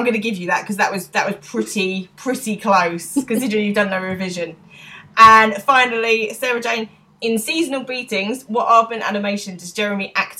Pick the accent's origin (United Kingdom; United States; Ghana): United Kingdom; England; an Englishman can't go to a 4th of July party.